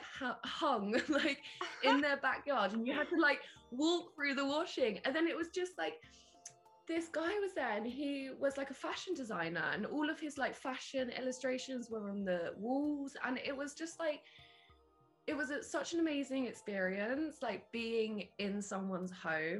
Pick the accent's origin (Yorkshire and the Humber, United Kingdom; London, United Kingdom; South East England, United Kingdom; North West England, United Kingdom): South East England, United Kingdom; Isle of Wight; now in Brighton, United Kingdom; I'm based in Brighton currently, but I'm from the Isle of Wight, like a tiny little island at the bottom of the UK.